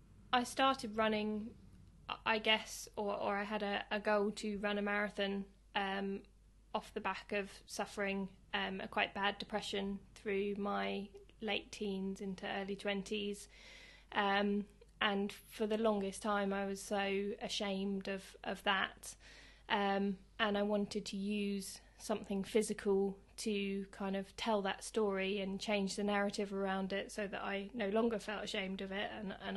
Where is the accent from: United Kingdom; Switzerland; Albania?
United Kingdom; Sevenoaks, South East England; born there; also born or lived in Hove / United States; I was born in Kent, in a place called Sevenoaks, and then I lived in Hove for a while, lived in America for about 6 years, and then ended up back in Worthing.